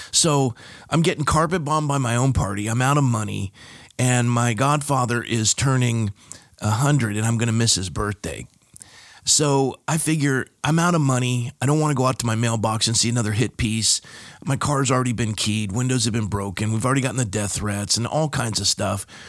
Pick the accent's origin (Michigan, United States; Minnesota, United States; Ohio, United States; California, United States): California, United States; Coronado; moved away as an adult; also born or lived in Fresno, California; now in Thousand Oaks, United States; born and raised in San Diego, California, a town called Coronado